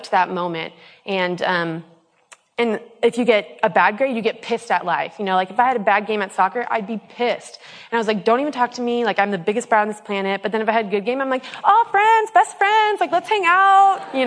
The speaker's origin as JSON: {"language": "English", "town": "Portland", "region": "Oregon", "country": "United States", "tie": "born or raised there", "said": "I grew up in Portland, Oregon"}